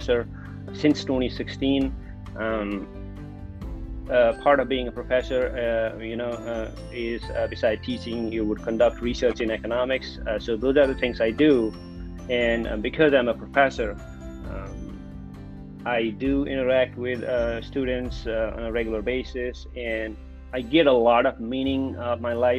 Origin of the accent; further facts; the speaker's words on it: Kapilvastu, Lumbini Province, Nepal; moved away; growing up in Kapilvastu, Nepal.